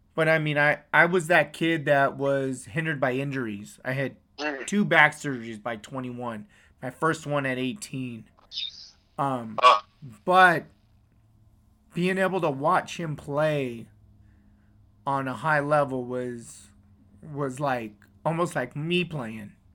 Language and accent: English; West Coast, United States; I'm from the West Coast